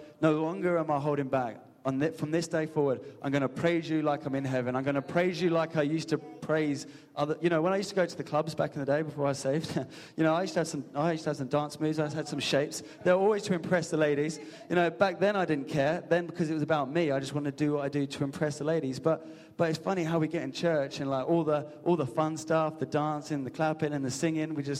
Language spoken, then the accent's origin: English; England, United Kingdom; A majority of us in this room are English. And we know we're English, we're reserved